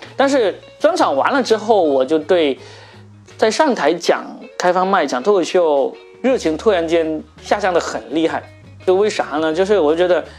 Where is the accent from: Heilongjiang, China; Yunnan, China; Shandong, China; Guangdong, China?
Guangdong, China; also born or lived in Shanghai / Shenzhen; 因为我是广东人嘛